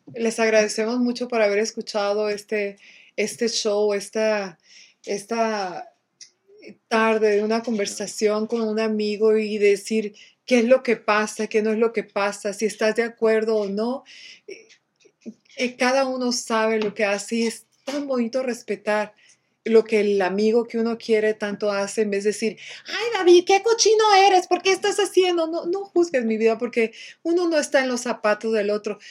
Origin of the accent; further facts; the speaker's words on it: Mexico; nosotros en México, porque yo soy mexicana